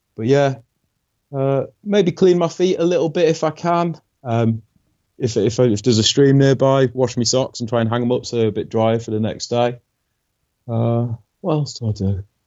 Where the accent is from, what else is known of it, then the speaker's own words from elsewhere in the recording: Yorkshire and the Humber, United Kingdom; I'm from Yorkshire, England